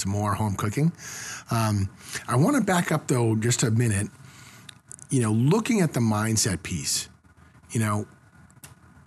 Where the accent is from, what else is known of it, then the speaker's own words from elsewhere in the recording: Northeast, United States; growing up in the Northeast in the 80s